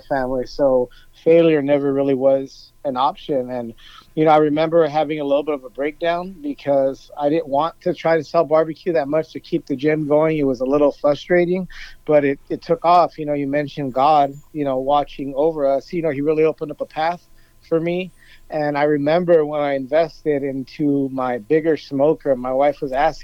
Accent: Los Angeles, California, United States; I grew up in East Los Angeles

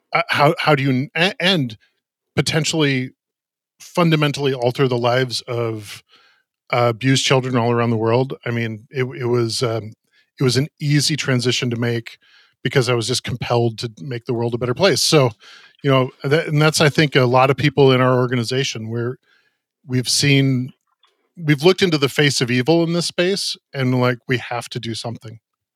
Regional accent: Minneapolis, Minnesota, United States; I grew up in Minneapolis, kind of straddling suburban life at a church and going to inner city high school.

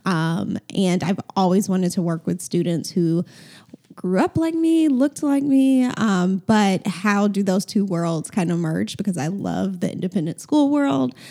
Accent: Atlanta, Georgia, United States; I grew up in Atlanta, went to Atlanta Public Schools

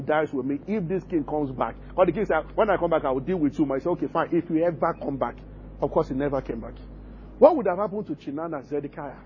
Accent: Abeokuta, Ogun State, Nigeria; growing up in Abeokuta

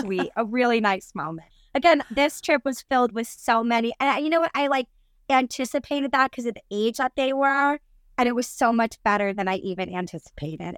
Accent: New Jersey, United States; I'm from New Jersey and our Italian food's amazing

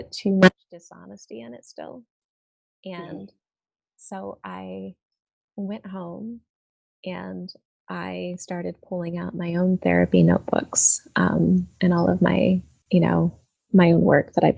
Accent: East Coast, United States; moved away; I grew up on the East Coast with my mother and my stepfather

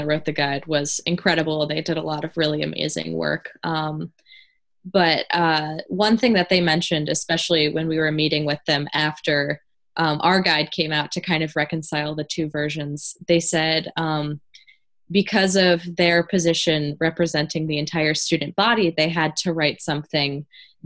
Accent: Warren, Michigan, United States; Warren, my hometown

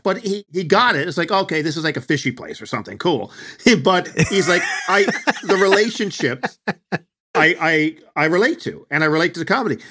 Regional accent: Newfoundland and Labrador, Canada; accent: Newfoundland; people with my accent

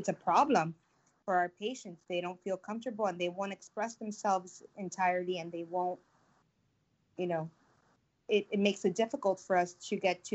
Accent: Miami, Florida, United States; now in Tampa, United States; I'm originally from Miami, but I come from a Spanish background. My dad is Cuban and my mom is Puerto Rican

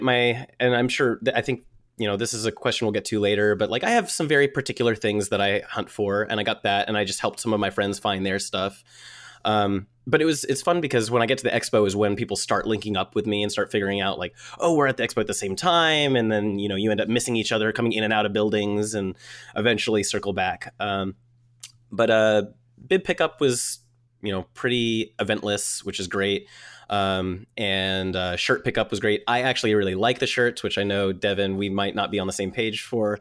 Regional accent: Atlanta, Georgia, United States; I'm from Atlanta. It's not cold here.

